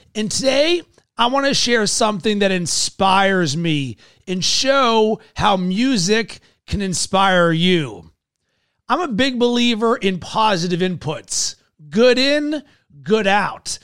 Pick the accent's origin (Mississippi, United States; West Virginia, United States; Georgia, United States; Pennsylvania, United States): Pennsylvania, United States; Pittsburgh; I'm a Yinzer from Pittsburgh